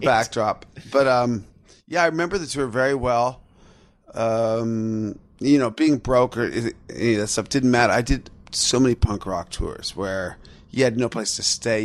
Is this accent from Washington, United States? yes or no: yes; Seattle, Washington, United States; my hometown of Seattle